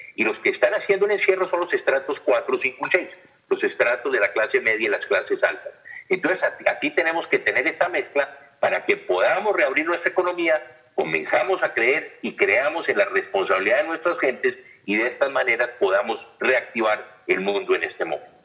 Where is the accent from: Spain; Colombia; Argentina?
Colombia; Nosotros los colombianos